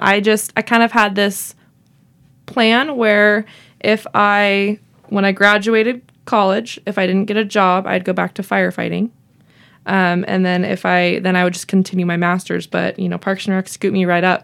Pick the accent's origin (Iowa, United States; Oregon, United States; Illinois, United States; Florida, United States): Oregon, United States; Vale; moved away as an adult; also born or lived in Portland, Oregon / Corona, California / Las Vegas, Nevada / Idaho; now in Pendleton, United States; I tell everyone I'm from Vail, Oregon